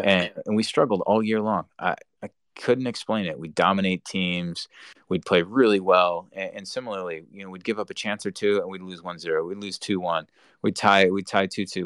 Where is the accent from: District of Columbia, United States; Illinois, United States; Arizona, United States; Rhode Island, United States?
Rhode Island, United States; moved away; Rhode Island, my home state, you know, and growing up there